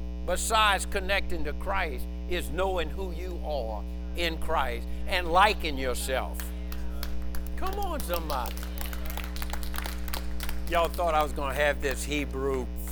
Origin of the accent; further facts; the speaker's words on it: Louisiana, United States; I'm Cajun.